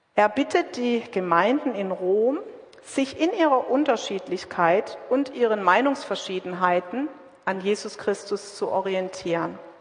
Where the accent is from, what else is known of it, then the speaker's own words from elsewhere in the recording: Southern Germany, Germany; now in Witten, Germany; Ich zum Beispiel bin aus Süddeutschland